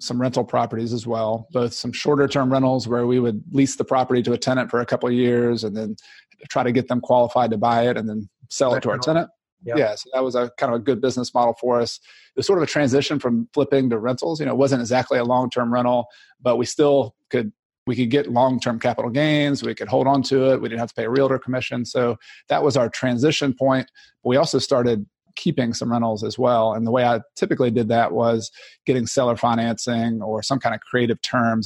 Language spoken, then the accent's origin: English; Newnan, Georgia, United States; moved away as an adult; now in South Carolina, United States; I was from Atlanta, outside Noonan, Georgia, originally.